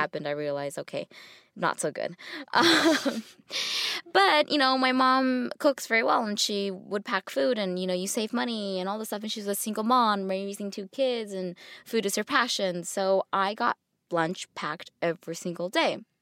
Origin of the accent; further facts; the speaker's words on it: United States; growing up Asian in America